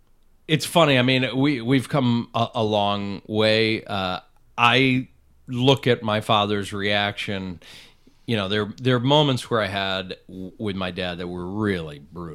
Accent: Northeast, United States; Yeah, I grew up on the Eastern Seaboard, right outside New York and Connecticut.

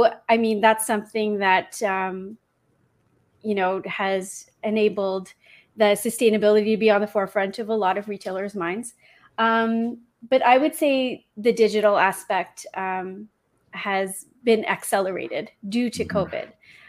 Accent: United Kingdom; also born or lived in London / Toronto / Vancouver / Congo; Yes. Well, because I'm British, I usually would cheer for England.

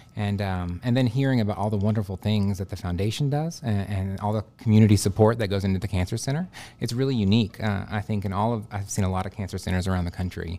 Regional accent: Dallas, Texas, United States; moved away as an adult; also born or lived in Houston, Texas / Austin, Texas / Galveston, Texas; now in Bismarck, United States; I'm originally from Texas. Uh, I was born and raised in Dallas, moved to Houston for high school

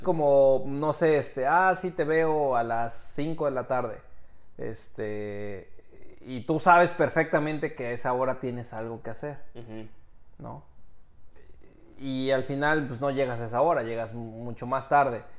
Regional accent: Mexico; moved away; Ah, pues soy mexicano.

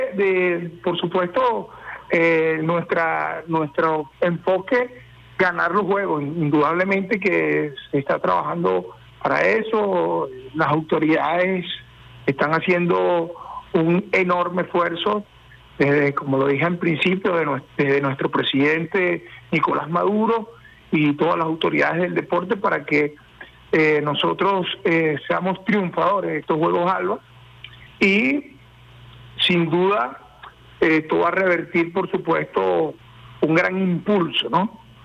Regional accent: Venezuela; somos, bueno, hijos de Bolívar

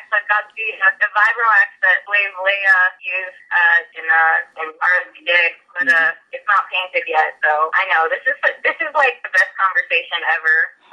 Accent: Ohio, United States; when I was growing up in Ohio

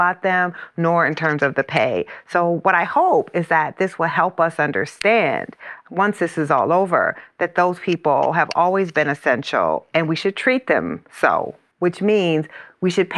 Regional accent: Iowa, United States; the plant in my hometown is in Iowa

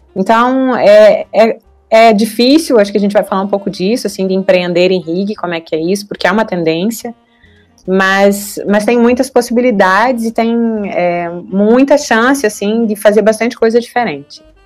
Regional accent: Santo Ângelo, Rio Grande do Sul, Brazil; eu sou natural de Santo Ângelo, no Rio Grande do Sul

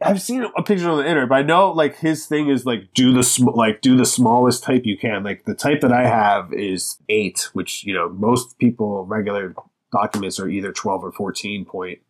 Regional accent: Lancaster, Pennsylvania, United States; moved away as an adult; now in Philadelphia, United States; I'm from, originally, I grew up in Lancaster, Pennsylvania

